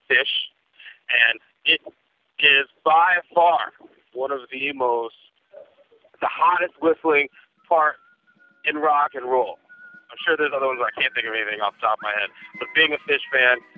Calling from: Park Forest, Illinois, United States; I'm calling from Park Forest.

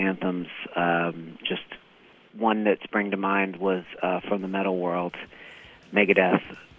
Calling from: San Francisco, California, United States; I'm calling from San Francisco.

